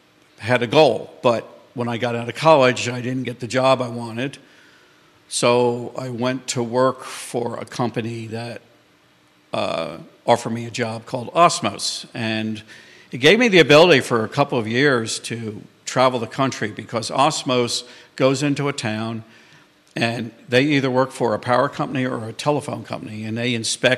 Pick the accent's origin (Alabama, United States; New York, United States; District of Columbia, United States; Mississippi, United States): New York, United States; moved away as an adult; now in Charlottesville, United States; I was born and raised up in New York, what's referred to around here as a damn Yankee.